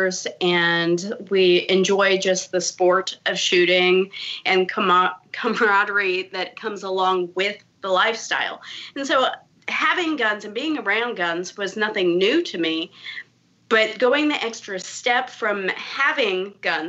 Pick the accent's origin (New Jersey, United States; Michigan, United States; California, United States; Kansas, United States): Kansas, United States; rural; I live in rural Kansas. I'm about an hour or so south of Kansas City.